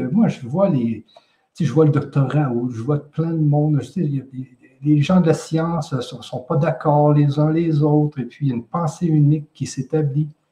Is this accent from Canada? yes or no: yes; Quebec, Canada; je suis du Québec, tout simplement une personne comme les 8 millions d'habitants